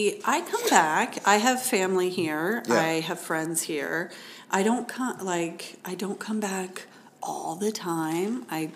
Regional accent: Florida, United States; moved away as an adult; I will say that I grew up in Florida. And I don't tell people that often because it's Florida.

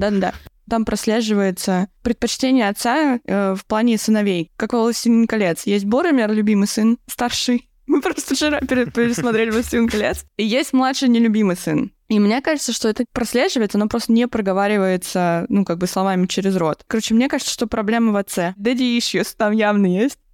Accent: Dolgoprudny, Moscow Oblast, Russia; я из Долгопа

